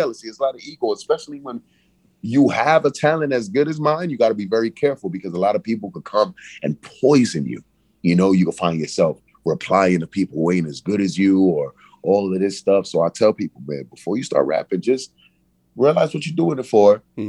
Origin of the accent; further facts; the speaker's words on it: Brooklyn, New York, United States; It's a separation, I feel, because it's like I'm from Brooklyn, but then they say a prophet gets no honor in his own country.